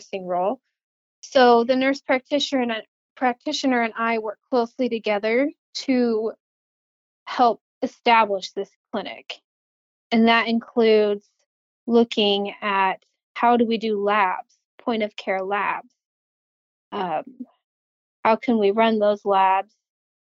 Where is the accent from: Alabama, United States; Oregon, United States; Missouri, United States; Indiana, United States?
Oregon, United States; Portland; moved away as an adult; I grew up in Portland, Oregon